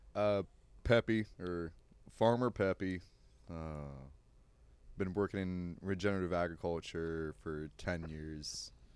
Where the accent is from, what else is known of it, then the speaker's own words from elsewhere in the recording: Shenandoah Valley, Virginia, United States; also born or lived in Occoquan, Virginia; now in Austin, United States; I did, like, nine years of school in, in the Shenandoah Valley